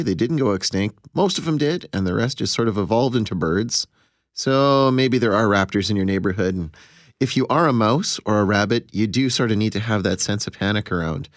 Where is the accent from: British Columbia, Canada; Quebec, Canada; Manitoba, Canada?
Manitoba, Canada; Pinawa; I grew up in Pinowa